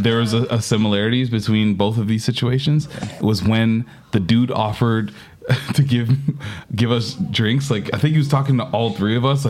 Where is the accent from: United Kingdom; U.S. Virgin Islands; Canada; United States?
Canada; Toronto, Ontario; I grew up in Scarborough, man.